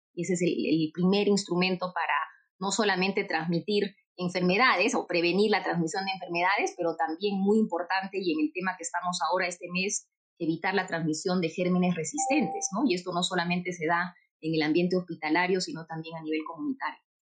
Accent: Urubamba, Cusco, Peru; Yo soy cusqueña y toda mi vida he vivido en el Cusco, en Urubamba

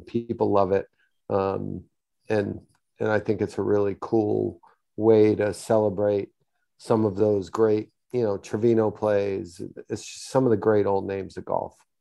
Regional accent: Houston, Texas, United States; my hometown of Houston

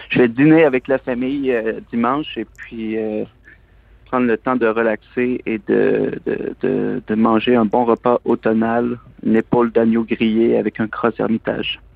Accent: Plessisville, Quebec, Canada; moved away as an adult; also born or lived in Montreal / London; Je suis originaire des Bois-Francs, je suis originaire de la région de Plessisville

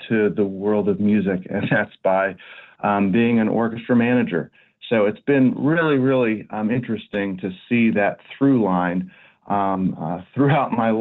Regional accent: outside of Boston, Massachusetts, United States; also born or lived in San Francisco / Houston; now in Baltimore, United States; I grew up outside of Boston

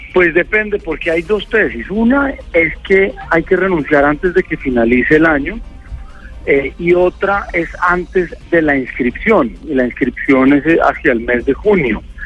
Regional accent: Bogotá, Colombia; ese ha sido un sueño como bogotano

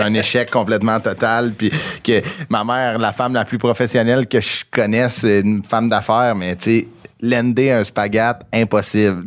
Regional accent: Sainte-Thérèse, Quebec, Canada; je viens de Sainte-Thérèse

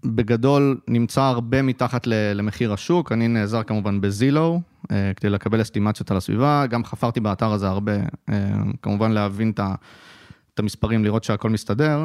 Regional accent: Haifa, Haifa District, Israel; גרתי כל חיי בחיפה, למדתי בחיפה, שירתתי בחיפה, חיפאי בנשמה

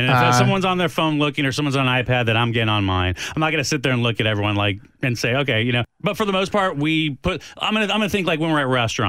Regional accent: El Paso, Texas, United States; now in Austin, United States; I grew up in El Paso

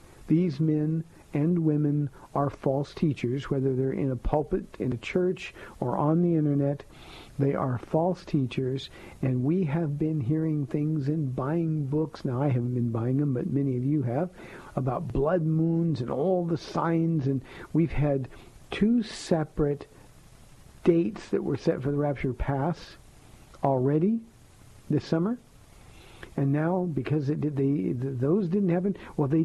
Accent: Southern California, United States; I'm from Southern California

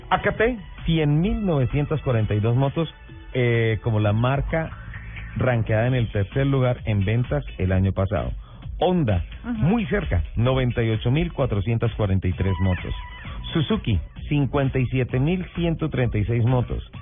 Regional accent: Bucaramanga, Santander, Colombia; Ojo con mi tierra, o sea, amo, mi tierra y amo también el, el santanderiano golpeado.

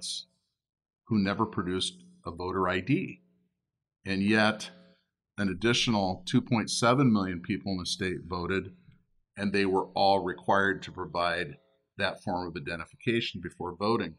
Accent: United States; we as American citizens

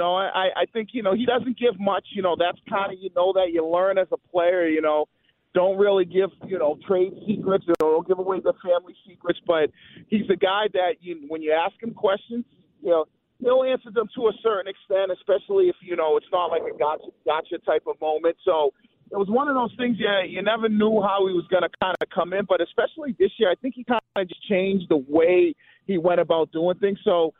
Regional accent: Boston, Massachusetts, United States; being a Bostonian guy growing up in Boston

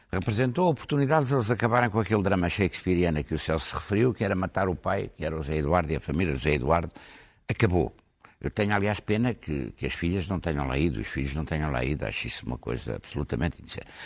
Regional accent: Portugal; foi como português, português que conhece um pouco Angola

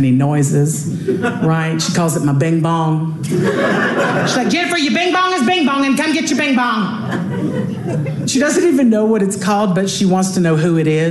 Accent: Louisiana, United States; moved away; I just got back from my hometown. I was down in Louisiana.

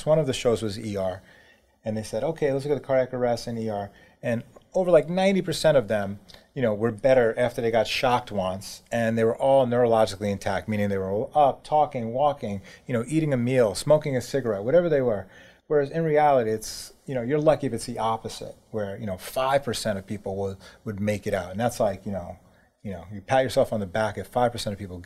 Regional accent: New York City, New York, United States; I grew up in New York City

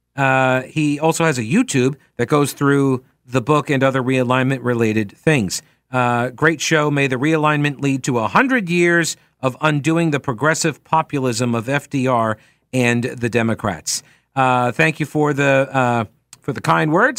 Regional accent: United States; as an American

